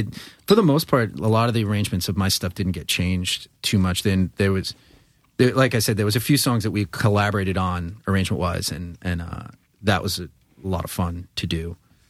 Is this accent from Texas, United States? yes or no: no; Long Island, New York, United States; I'm from Long Island. Things come out of my mouth that are wrong.